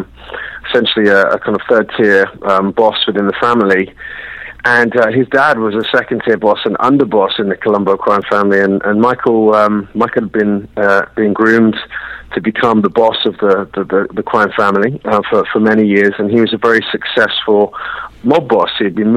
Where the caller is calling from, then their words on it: London, United Kingdom; I'm calling you from London, London, England.